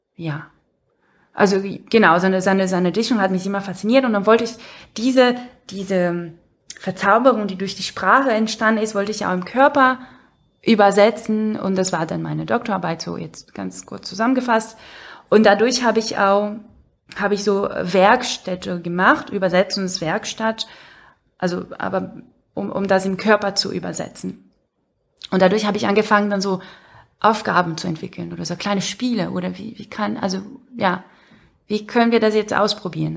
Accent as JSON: {"language": "German", "country": "Brazil", "moved": "yes"}